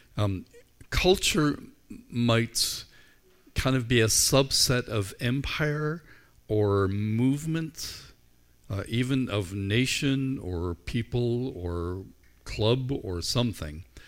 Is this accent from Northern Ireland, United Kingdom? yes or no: yes; Northern Ireland, United Kingdom; I grew up in Ireland where we were largely shaped by the culture of our school